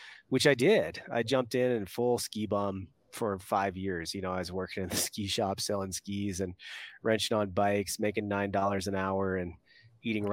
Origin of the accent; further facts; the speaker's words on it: East Coast, United States; moved away as an adult; I grew up on the East Coast